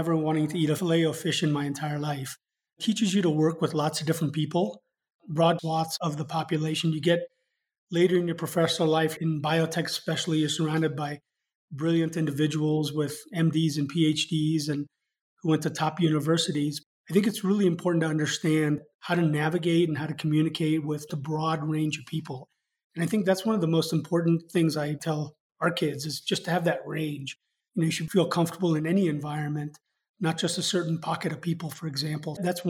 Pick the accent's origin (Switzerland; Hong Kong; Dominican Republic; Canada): Hong Kong; also born or lived in Japan / London, United Kingdom / India; now in United States; So I grew up in Hong Kong, Japan, was born in London, spent time in India before moving to the US.